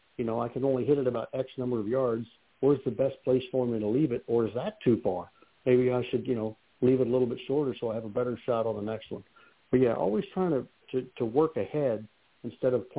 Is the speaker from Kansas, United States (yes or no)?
yes; Kansas, United States; I grew up in Kansas